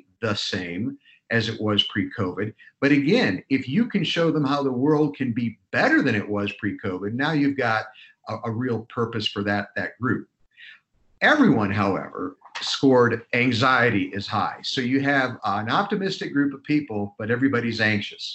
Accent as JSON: {"language": "English", "region": "Ohio", "country": "United States", "tie": "born or raised there", "said": "I grew up in Ohio"}